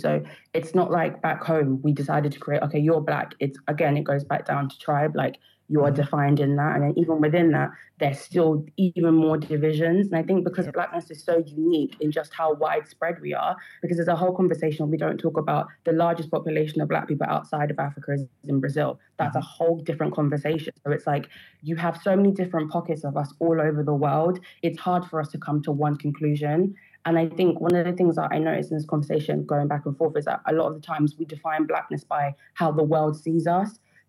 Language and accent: English; United Kingdom; So if I go and I fill out a census, I will say I'm Black British. But I know in myself, whilst I am Black British, again, it goes down to I'm my tribe first.